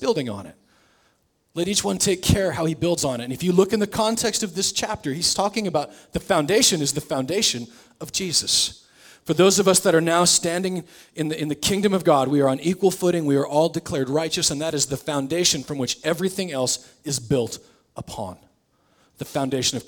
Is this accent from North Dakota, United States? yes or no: no; Nebraska, United States; moved away; I'm from Nebraska